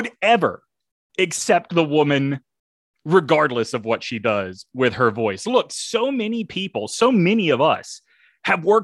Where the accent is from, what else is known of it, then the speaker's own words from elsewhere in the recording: the South, United States; I'm a Southerner